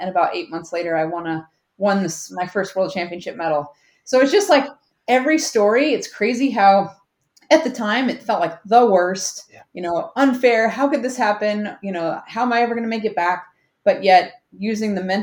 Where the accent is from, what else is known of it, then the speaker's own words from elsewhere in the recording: Alaska, United States; I grew up in Alaska, which is a big outdoor playground